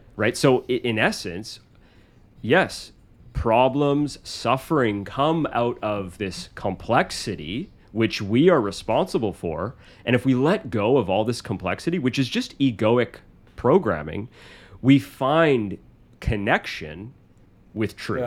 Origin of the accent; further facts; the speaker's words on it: Canada; I'm from this country. I'm Canadian.